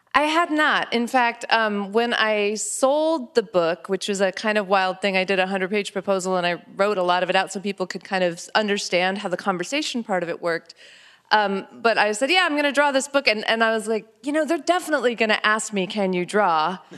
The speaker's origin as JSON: {"language": "English", "region": "New Mexico", "country": "United States", "tie": "born or raised there"}